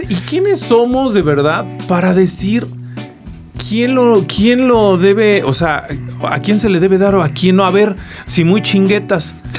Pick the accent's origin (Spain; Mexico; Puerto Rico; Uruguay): Mexico; como mexicanos